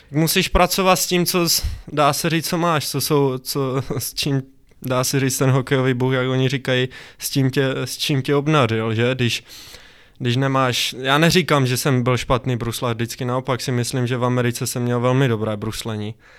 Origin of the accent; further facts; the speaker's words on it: Zlín, Zlín Region, Czechia; also born or lived in Fryšták; jsem ze Zlína, nebo ve, Friš, ve Frištáku bydlím, což je kousek od Zlína